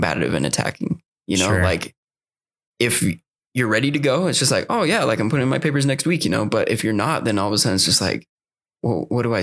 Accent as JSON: {"language": "English", "region": "Utah", "country": "United States", "tie": "born or raised there", "said": "I grew up in Utah"}